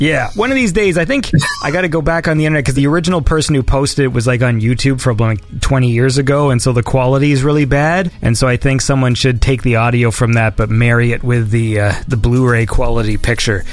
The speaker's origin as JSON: {"language": "English", "country": "Canada", "said": "I'm Canadian"}